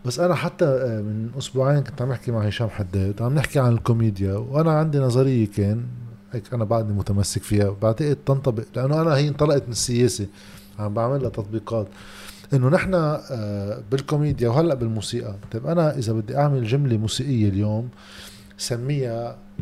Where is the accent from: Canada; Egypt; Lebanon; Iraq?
Lebanon; عندنا بلبنان